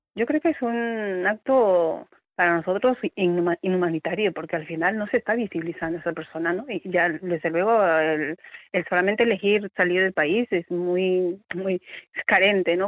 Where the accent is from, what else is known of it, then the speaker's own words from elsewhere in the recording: Peru; now in Seville, Spain; yo soy, por ejemplo, soy peruana